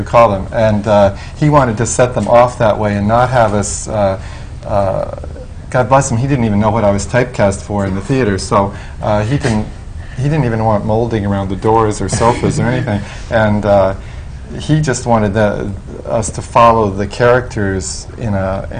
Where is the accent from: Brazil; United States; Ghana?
United States; I, as an American